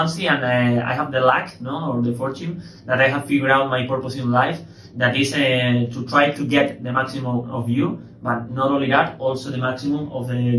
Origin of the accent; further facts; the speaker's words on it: Malaga, Andalusia, Spain; So I was born in Malaga, here in the lovely sunny paradise Malaga. I am 25 years old